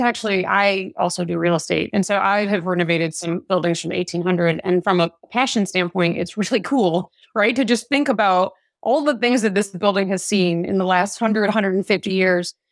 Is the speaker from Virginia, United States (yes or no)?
yes; Smithfield, Virginia, United States; also born or lived in Suffolk, Virginia; I'm actually from Smithfield, Virginia, which is the ham capital of the world, roughly ten miles from here, which is where I grew up